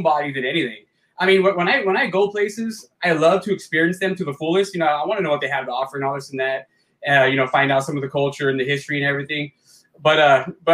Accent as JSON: {"language": "English", "town": "Alhambra", "region": "California", "country": "United States", "tie": "born or raised there", "also_born_or_lived": "Rock Springs, Wyoming / City Terrace, Los Angeles", "said": "I was born in California, but when I was really young, we moved to Wyoming for a while"}